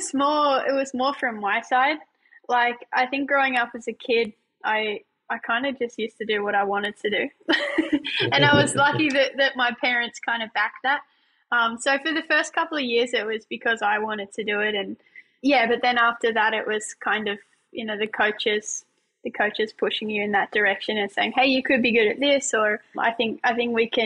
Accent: Lake Macquarie, New South Wales, Australia; also born or lived in Newcastle; I was born and bred in Lake Macquarie, in a sleepy little town called Nordsworth. Spent most of my childhood there

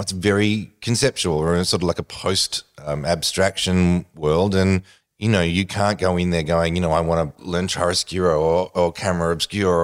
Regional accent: Australia; as an Australian

